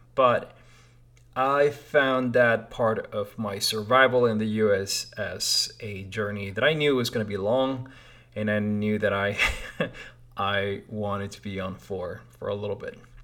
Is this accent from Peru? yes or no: yes; Lima, Peru; moved away as an adult; now in United States; I was born in Lima, Peru